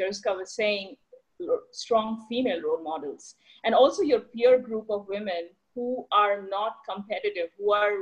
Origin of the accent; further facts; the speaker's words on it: India; moved away; I was born and brought up in India